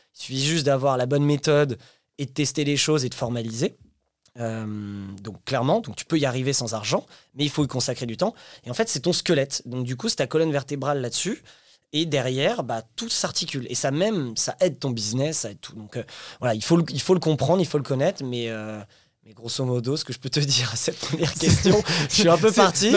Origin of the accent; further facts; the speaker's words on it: France; also born or lived in Paris; on est français